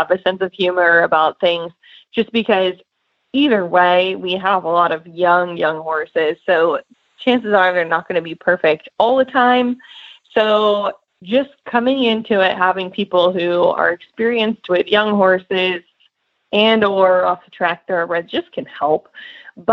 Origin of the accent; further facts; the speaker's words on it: Northeast, United States; now in Lexington, United States; I grew up in the Northeast